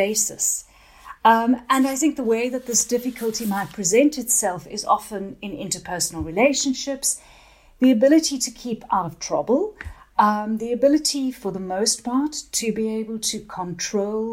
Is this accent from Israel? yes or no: no; South Africa; now in England; I'm originally from South Africa and then I came over to England a while ago.